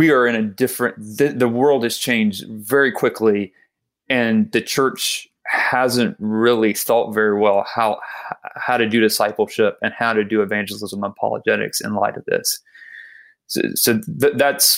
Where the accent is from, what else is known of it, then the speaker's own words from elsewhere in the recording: South Georgia, United States; I grew up in South Georgia